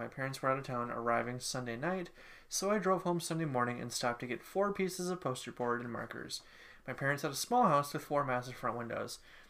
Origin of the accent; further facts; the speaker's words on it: Ann Arbor, Michigan, United States; I grew up near Ann Arbor, and my dad worked his entire career at the U, which meant that I knew what I was getting into come rivalry week.